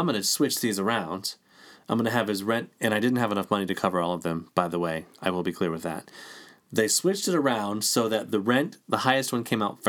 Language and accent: English; United States; I was born in the United States